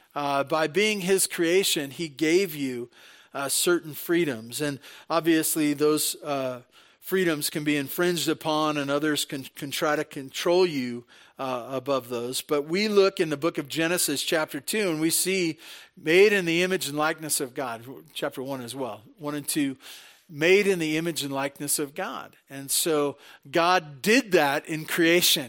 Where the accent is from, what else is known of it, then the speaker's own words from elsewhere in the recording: Santa Barbara, California, United States; moved away as an adult; now in Tehachapi, United States; I was born and raised in Santa Barbara